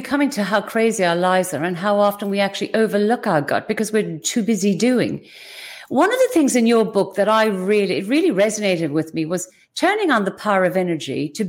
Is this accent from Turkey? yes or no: no; Ireland; now in Australia; Australia is our home, but you're from the UK, I'm from Ireland.